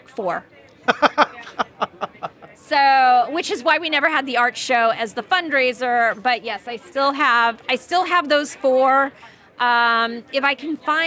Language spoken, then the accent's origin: English; Los Angeles, California, United States; moved away as an adult; also born or lived in New York; So I'm from the Valley. I grew up in the Valley. I love the Valley. I'm an OG Valley girl.